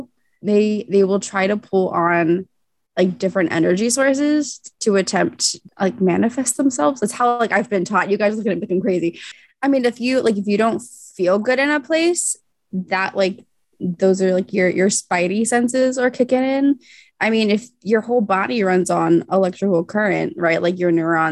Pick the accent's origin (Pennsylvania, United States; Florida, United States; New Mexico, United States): Pennsylvania, United States; Central; I'm from Central Pennsylvania